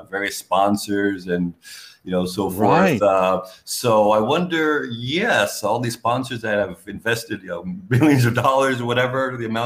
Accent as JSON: {"language": "English", "region": "New York", "country": "United States", "moved": "as an adult", "lives_now": "Southeast Asia", "said": "I'm from New York originally"}